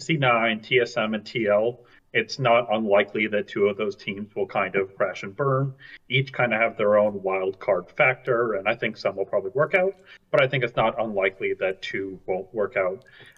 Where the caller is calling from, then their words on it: Washington, District of Columbia, United States; Washington, D.C.